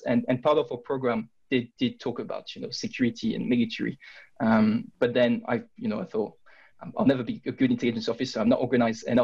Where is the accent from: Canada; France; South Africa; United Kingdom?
France; I'm from France